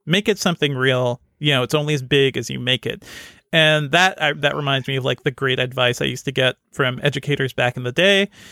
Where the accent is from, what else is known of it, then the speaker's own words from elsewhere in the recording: Connecticut, United States; I grew up in Connecticut, not in the rich neighborhoods